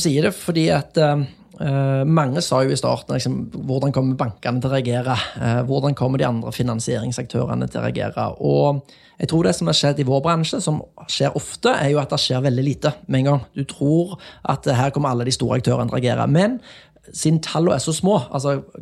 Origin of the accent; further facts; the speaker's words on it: Jæren, Rogaland, Norway; moved away; jeg kommer jo fra Jæren